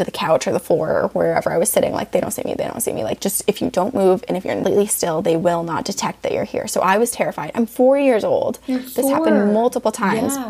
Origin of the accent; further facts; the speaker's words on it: Vermont, United States; also born or lived in Littleton, New Hampshire; When I was 5, we moved to Vermont. So I'm like, oh, I'm from Vermont.